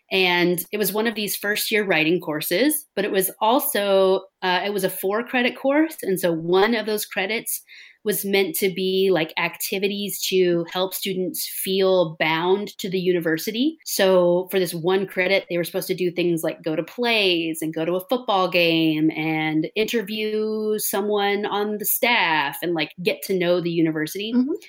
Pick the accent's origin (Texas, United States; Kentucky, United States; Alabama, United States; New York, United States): Texas, United States; accent: Texas; So I grew up in Texas. I grew up on a cotton farm in the Texas Panhandle.